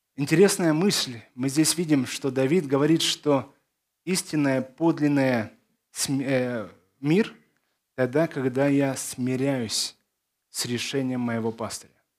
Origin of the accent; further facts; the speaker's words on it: Odesa, Odesa Oblast, Ukraine; also born or lived in Belarus / Zakarpattia, Ukraine; Я из Одессы